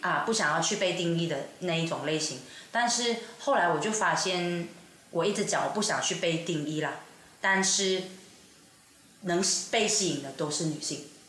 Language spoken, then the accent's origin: Chinese; Sabah, Malaysia; now in Kuala Lumpur, Malaysia; 我是来自沙巴州，就马来西亚有一个地方，啊，就是东马的其中一个州属，就是沙巴州人